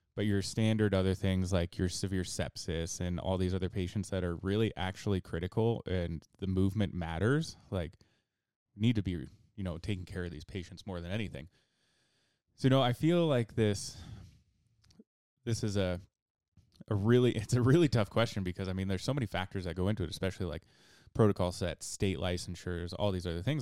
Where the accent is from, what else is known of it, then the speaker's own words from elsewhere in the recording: Idaho, United States; also born or lived in Twin Falls, Idaho; I was born and raised in Idaho, and, uh, you know, I've lived here for pretty much my entire life